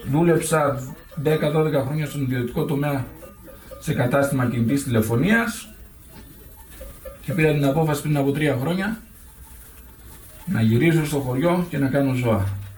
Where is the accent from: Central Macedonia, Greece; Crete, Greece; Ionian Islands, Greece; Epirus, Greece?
Epirus, Greece; Ioannina; also born or lived in Preveza / Patras; γεννήθηκα στην Πρέβεζα και μεγάλωσα στα Γιάννενα.